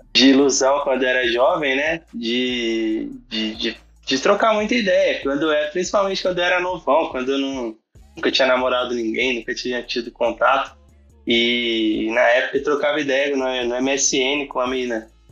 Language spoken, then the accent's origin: Portuguese; Guaratinguetá, São Paulo, Brazil; Sou de Guaratinguetá, interior de São Paulo